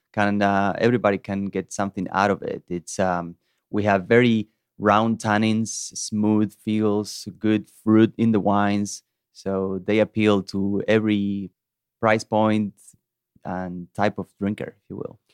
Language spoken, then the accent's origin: English; Salta, Argentina; moved away as an adult; also born or lived in Georgia, United States; now in Chattanooga, United States; my hometown in the northern part of Argentina called Salta